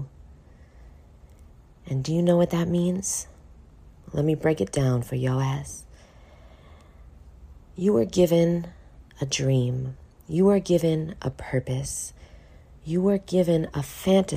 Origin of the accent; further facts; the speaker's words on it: New York City, New York, United States; now in Miami, United States; I was born in poverty in Brooklyn, New York